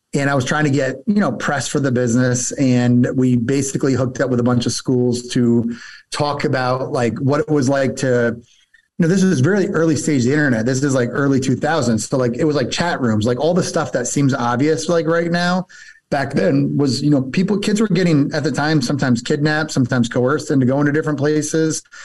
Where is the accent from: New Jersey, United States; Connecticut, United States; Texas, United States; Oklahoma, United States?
New Jersey, United States; moved away as an adult; also born or lived in Rochester, New York / Atlanta, Georgia; I grew up in New Jersey